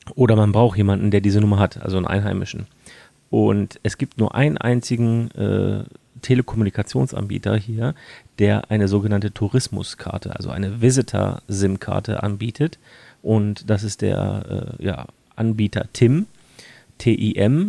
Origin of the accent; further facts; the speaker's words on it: Germany; bei uns in Deutschland